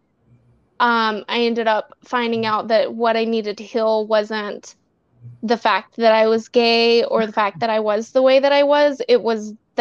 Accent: the South, United States; I grew up in the South as a gay

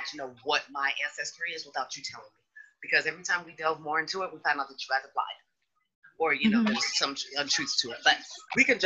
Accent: Sacramento, California, United States; growing up in Sacramento, as I have, we've seen a huge change

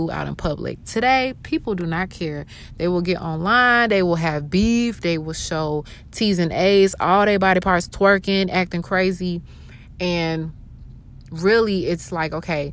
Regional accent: Atlanta, Georgia, United States; also born or lived in Augusta, Georgia; I was born in Augusta, Georgia, moved to Atlanta, Georgia that same year. And so I'm born and raised in Atlanta, basically.

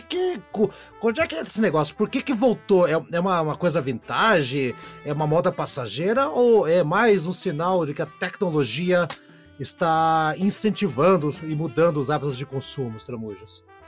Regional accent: Curitiba, Paraná, Brazil; sou de Curitiba, Piá é o menino

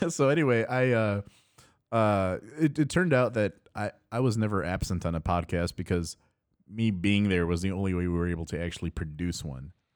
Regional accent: Addison, Illinois, United States; Addison in my hometown

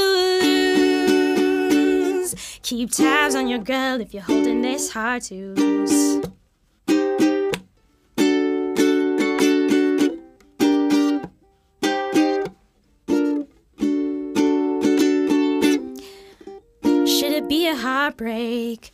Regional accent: Calgary, Alberta, Canada; moved away as an adult; also born or lived in Winnipeg, Canada; now in Vancouver, Canada; my parents like moved from Winnipeg to Calgary

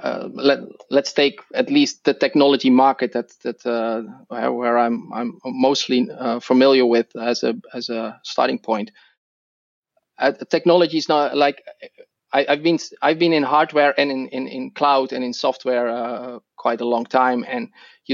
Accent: Netherlands; accent: Dutch; English is a second language; moved away as an adult; now in Seattle, United States; I'm originally Dutch, so that's my accent.

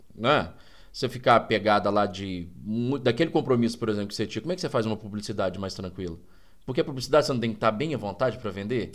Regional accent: Bambuí, Minas Gerais, Brazil; also born or lived in Goiás; minha infância, assim, lá em Bambuí

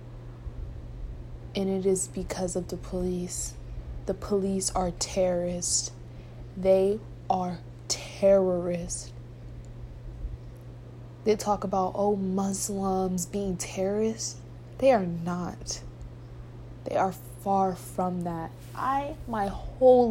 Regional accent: United States; I'm American.

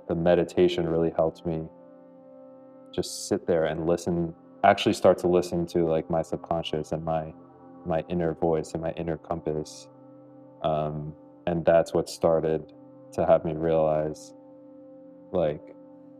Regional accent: South Florida, United States; I grew up in South Florida, so back here

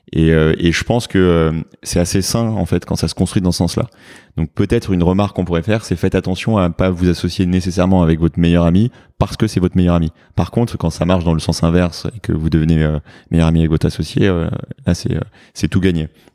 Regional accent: France; accent: French; moved away as an adult; now in New York, United States; mon accent français en anglais qui est très prononcé

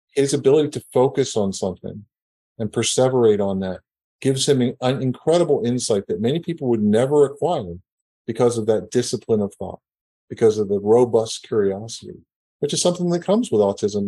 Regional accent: Northeast, United States; now in Houston, United States; I grew up in the Northeast, and things are very traditional

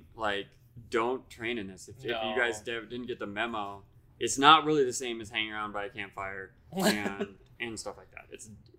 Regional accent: Iowa, United States; now in Fort Collins, United States; Now, I'm from a town in Iowa.

